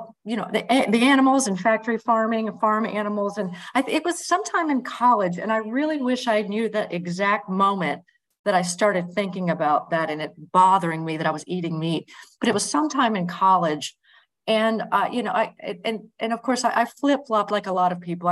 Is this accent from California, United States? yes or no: no; Greenville, North Carolina, United States; also born or lived in Chapel Hill, North Carolina; I'm from Greenville, a smaller town in North Carolina